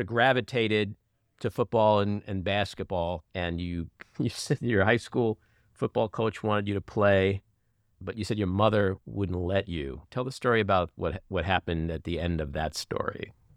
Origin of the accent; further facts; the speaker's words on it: New York City, New York, United States; I grew up in Queens